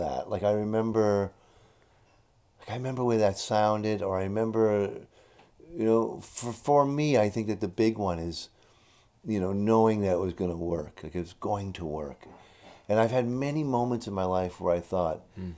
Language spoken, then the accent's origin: English; Canada; being severely Canadian